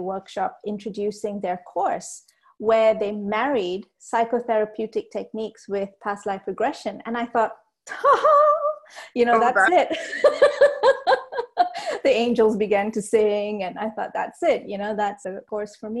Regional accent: Malaysia; So I was actually born and raised in Malaysia. We're of Sri Lankan descent

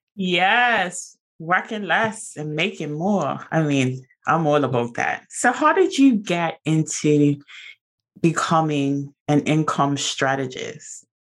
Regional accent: Bermuda; I'm from Bermuda

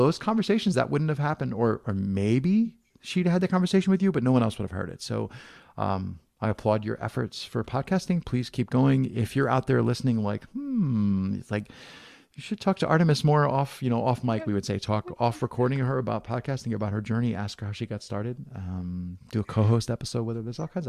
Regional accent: Southern Italy, Italy; But I'm actually Italian. I'm from Southern Italy originally.

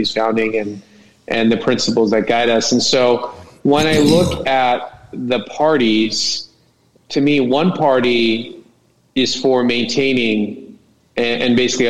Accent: Corona, California, United States; I grew up in Corona

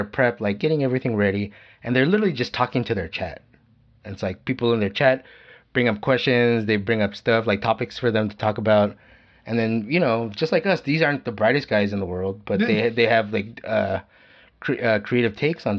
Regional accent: Philippines; we're Filipino

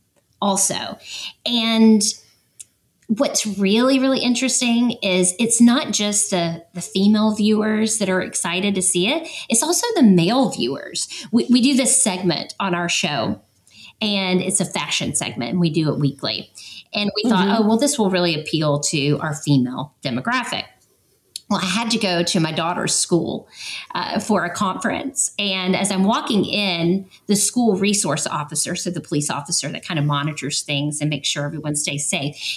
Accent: Atlanta, Georgia, United States; moved away as an adult; So we're originally from Atlanta.

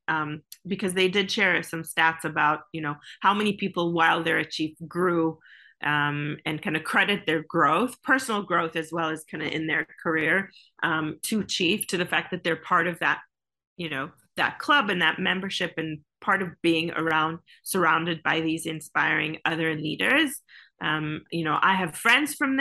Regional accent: Israel; I come from Israel, which is like called Startup Nation

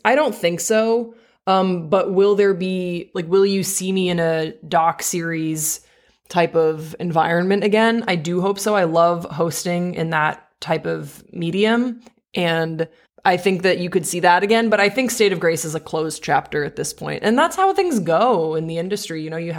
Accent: Belgium; I grew up overseas. So I grew up in Belgium. So both of these are kind of novelties to me.

